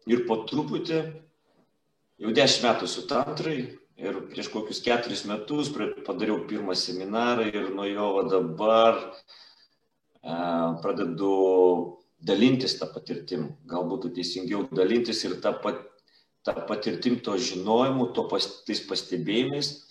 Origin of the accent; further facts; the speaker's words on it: Klaipėda, Klaipėda County, Lithuania; now in Palanga, Lithuania; esu klaipėdiškis